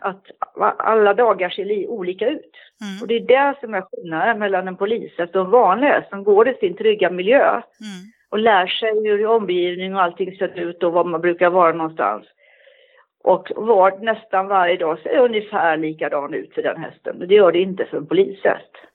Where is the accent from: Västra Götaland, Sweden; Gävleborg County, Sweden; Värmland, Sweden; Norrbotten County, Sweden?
Västra Götaland, Sweden; Gothenburg; moved away; also born or lived in Stockholm; jag är född i Göteborg och jag har gått på ridskola i Göteborg